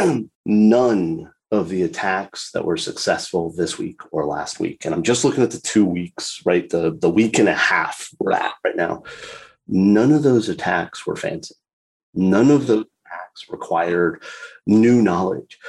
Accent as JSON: {"language": "English", "region": "South Florida", "country": "United States", "tie": "born or raised there", "said": "I was born and raised in South Florida"}